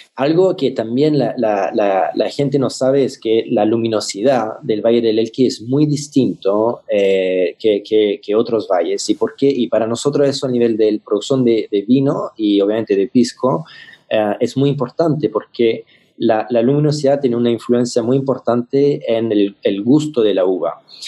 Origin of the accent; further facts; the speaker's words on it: France; Spanish is a second language; now in Chile; como, francés, eh, llegando a Chile